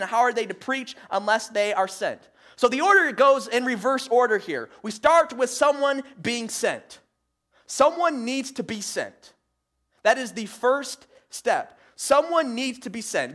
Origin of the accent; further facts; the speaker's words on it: Michigan, United States; moved away; growing up, up in Michigan, uh, with my family